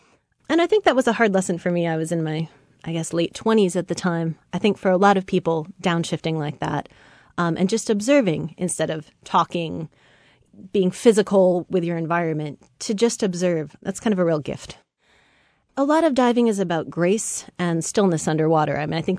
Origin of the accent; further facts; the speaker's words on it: Samish Island, Washington, United States; Well, I grew up on Samish Island, north of Seattle, and had always sort of run up and down the beach, you know, on the sort of surf logs and the mud flats.